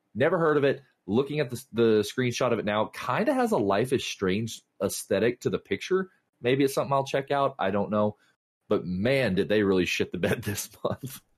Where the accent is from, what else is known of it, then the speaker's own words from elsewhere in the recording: the South, United States; I was raised in the South